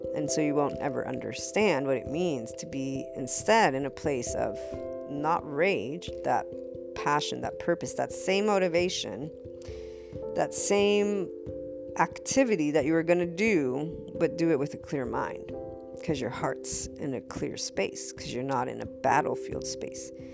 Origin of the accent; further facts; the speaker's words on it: United States; also born or lived in Naples, Italy; when I was growing up as an American, for I'm bicultural